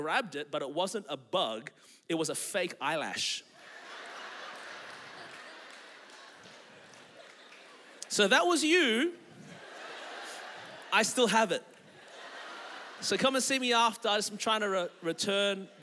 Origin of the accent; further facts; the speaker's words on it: Melbourne, Victoria, Australia; now in Anderson, United States; I was born and raised in Melbourne, Australia